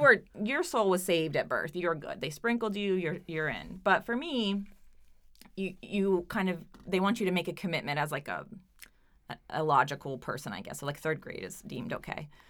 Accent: Oklahoma, United States; now in Providence, United States; my small Oklahoma town

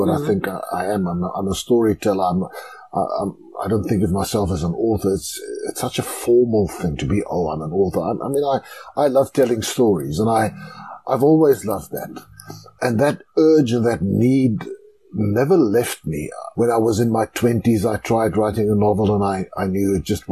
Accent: Klerksdorp, North West, South Africa; I grew up in Klerksdorp in the Northwest Province.

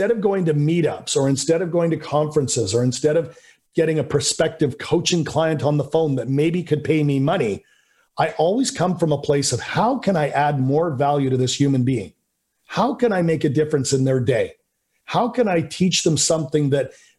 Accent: Canada; I'm just a guy from Canada, you know, grew up middle class

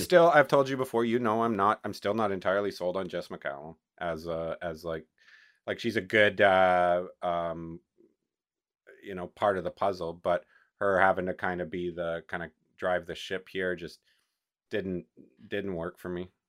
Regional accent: Canada; as a Canadian

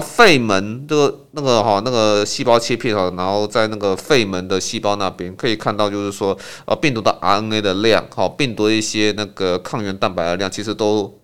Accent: Taiwan; 我们台湾人

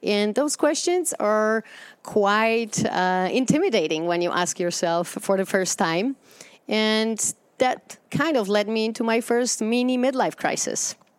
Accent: Poland; moved away as an adult; And I grew up in Poland in communism

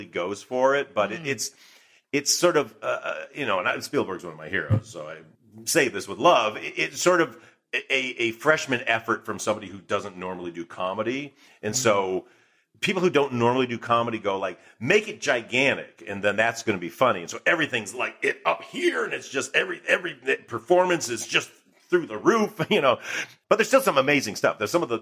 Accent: Michigan, United States; moved away as an adult; growing up in Michigan before there was internet

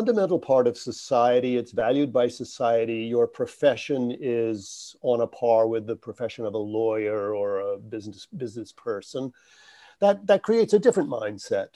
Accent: United States; as an American

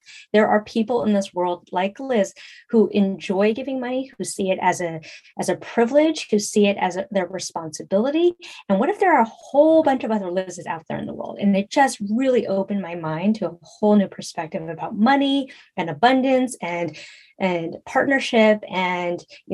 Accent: San Francisco, California, United States; I grew up in San Francisco in the 80s and 90s

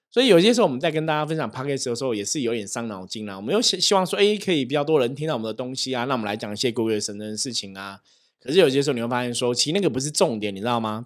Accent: Taiwan; 我们在台湾，我们是台湾人

